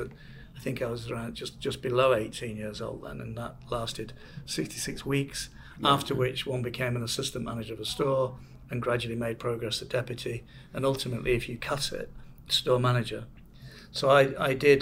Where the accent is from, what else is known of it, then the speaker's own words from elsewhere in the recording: Manchester, North West England, United Kingdom; moved away; I'm from Manchester